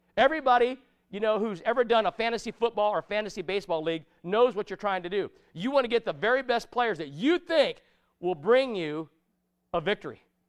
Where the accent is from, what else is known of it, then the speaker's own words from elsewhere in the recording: United States; I'm an American citizen